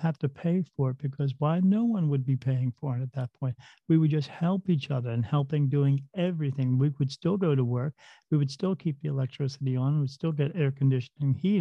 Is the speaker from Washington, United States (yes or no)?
no; New Jersey, United States; I grew up in New Jersey. Right next to the Delaware River, we lived in a small town where there was a battlefield there